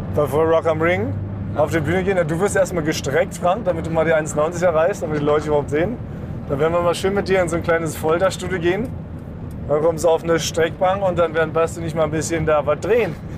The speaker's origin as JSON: {"language": "German", "region": "Berlin", "country": "Germany", "tie": "born or raised there", "said": "in Weißensee, da wo ich aufgewachsen bin, in Berliner Stadtteil Weißensee"}